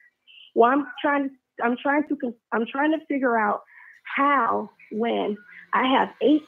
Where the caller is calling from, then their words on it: Charlotte, North Carolina, United States; I'm calling from Charlotte.